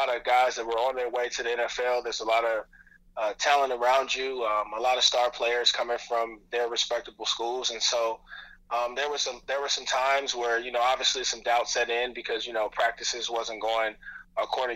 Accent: Dayton, Ohio, United States; I grew up in Dayton, Ohio, went to Wayne High School.

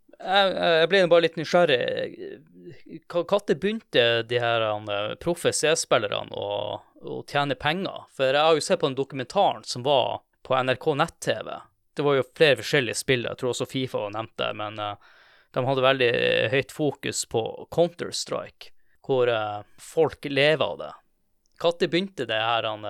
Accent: Tromsø, Troms, Norway; jeg er fra Tromsø

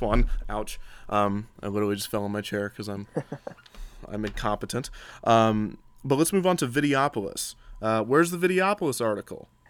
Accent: Midwest, United States; I grew up in the Midwest

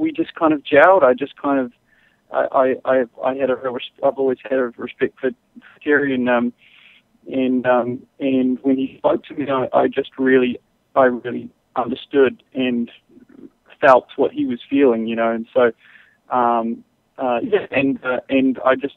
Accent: New Zealand; now in Texas, United States; I grew up in New Zealand, and I grew up right on the ocean, and it's funny having, I'm living in Texas now

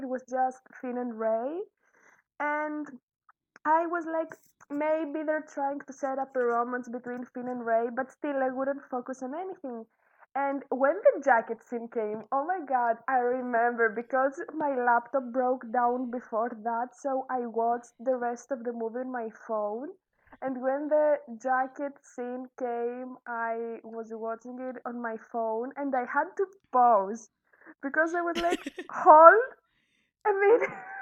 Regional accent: Greece; English is a second language; I'm from Greece. I live in Greece.

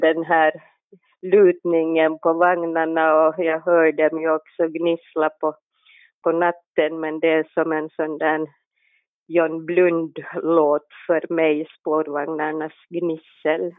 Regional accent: Helsinki, Uusimaa, Finland; Jag är en barfota helsingforsare

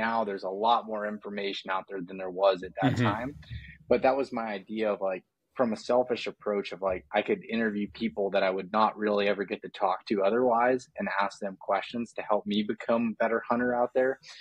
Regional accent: Pennsylvania, United States; I'm from Pennsylvania and grew up hunting whitetails in just kind of the middle of nowhere in the state

